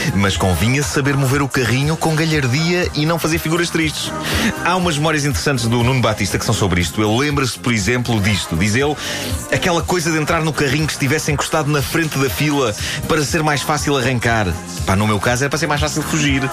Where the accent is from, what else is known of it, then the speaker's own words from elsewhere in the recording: Lisbon, Portugal; Eu vivi a minha infância em Lisboa